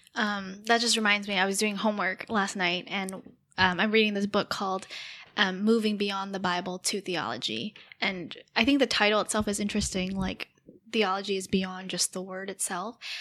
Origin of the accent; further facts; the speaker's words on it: United States; I'm American